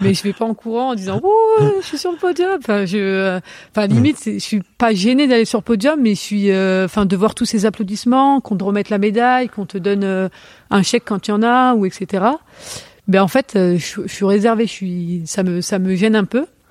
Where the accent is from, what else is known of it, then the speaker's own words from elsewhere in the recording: Vénissieux, Auvergne-Rhône-Alpes, France; also born or lived in Lyon; on a déménagé très tôt quand j'étais j'étais petite et on a on habitait sur Vénissieux